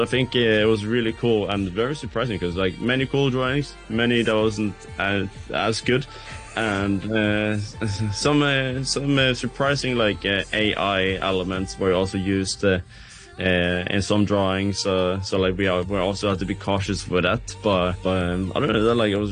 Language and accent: English; Bergen, Vestland, Norway; I'm tuning in from my hometown, Bergen